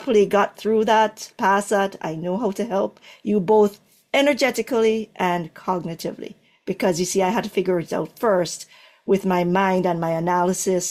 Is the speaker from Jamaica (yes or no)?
yes; Jamaica; moved away; I'm from, born in Jamaica.